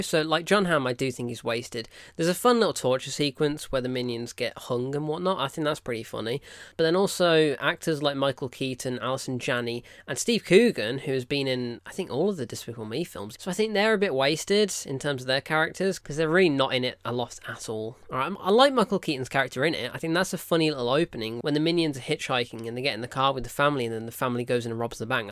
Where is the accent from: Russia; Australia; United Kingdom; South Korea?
United Kingdom; I'm British